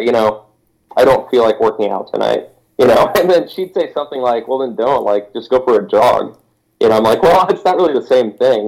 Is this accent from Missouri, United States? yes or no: yes; Missouri, United States; moved away as an adult; also born or lived in Nebraska; now in Wisconsin, United States; I'm from Missouri, and back in Missouri, I mean, all my friends knew me as this guy that, did a lot of sports